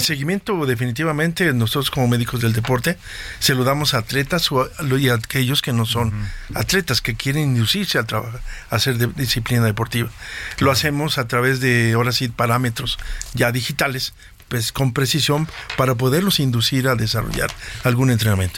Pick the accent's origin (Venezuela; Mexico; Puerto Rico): Mexico; nosotros como mexicanos